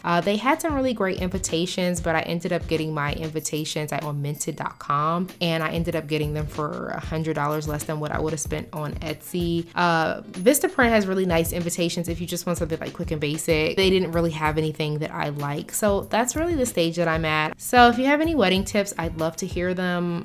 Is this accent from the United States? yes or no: yes; United States; as an American